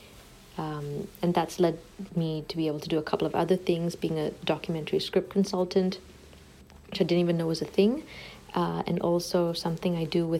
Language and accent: English; Singapore; born or raised there; moved away as an adult; now in Ottawa, Canada